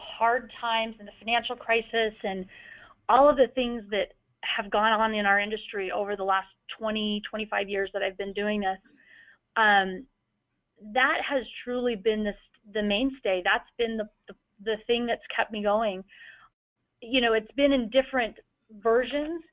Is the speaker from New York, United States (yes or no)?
no; Utah, United States; My father was president of a community bank for as long as I can remember, growing up in Utah